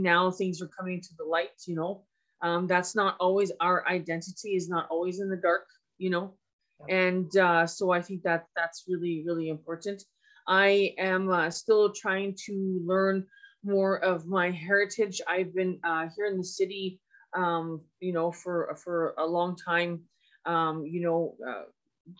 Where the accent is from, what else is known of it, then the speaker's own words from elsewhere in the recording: Edmonton, Alberta, Canada; also born or lived in Fort McMurray; I was born and raised here in Treaty 6 here in so-called Edmonton.